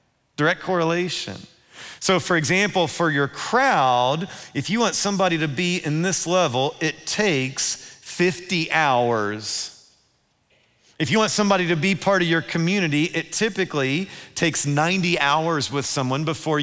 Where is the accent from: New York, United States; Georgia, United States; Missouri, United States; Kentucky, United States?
Kentucky, United States; Louisville; when I was growing up in Louisville, there was a pond behind my house